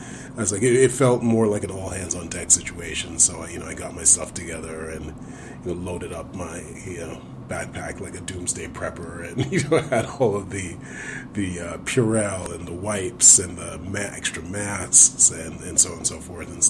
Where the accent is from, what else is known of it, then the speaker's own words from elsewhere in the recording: Brooklyn, New York, United States; I am from Brooklyn, New York